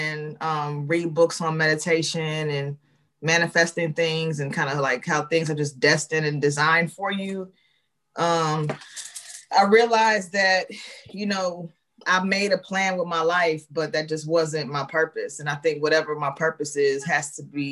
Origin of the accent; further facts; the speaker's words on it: Chicago, Illinois, United States; born and raised in Chicago, my grade school and high school life was spent up on the north side, and then the latter part of my life was on the south side